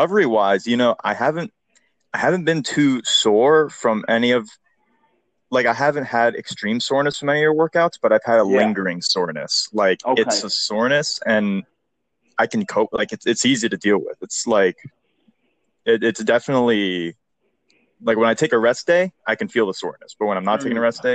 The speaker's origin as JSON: {"language": "English", "town": "Houston", "region": "Texas", "country": "United States", "said": "I'm from Houston, Texas"}